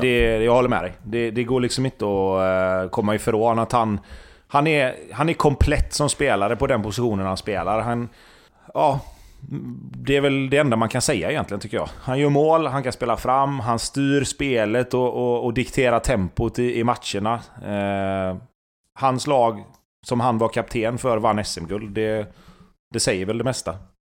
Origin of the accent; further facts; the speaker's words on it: Gothenburg, Västra Götaland, Sweden; jag är från Göteborg